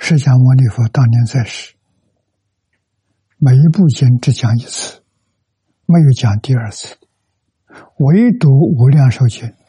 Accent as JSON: {"language": "Chinese", "country": "China", "said": "我们中国人"}